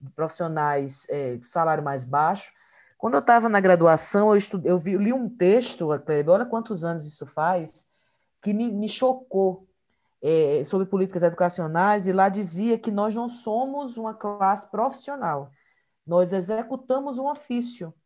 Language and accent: Portuguese; Ceará, Brazil; eu sou natural do Ceará